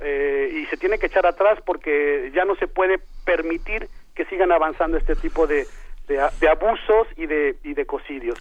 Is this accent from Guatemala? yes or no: no; Mexico City, Mexico; moved away as an adult; yo soy chilango, yo soy de allá, pero digamos, soy un eh, egresado de la UNAM que ha, hecho su vida fuera